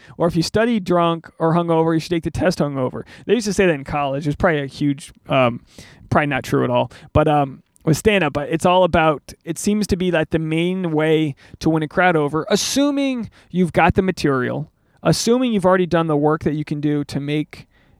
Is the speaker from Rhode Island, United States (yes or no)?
yes; Newport, Rhode Island, United States; now in Los Angeles, United States; How far have I come from Newport, Rhode Island, this little fishing city in coastal New England, to a stand-up venue in Los Angeles, California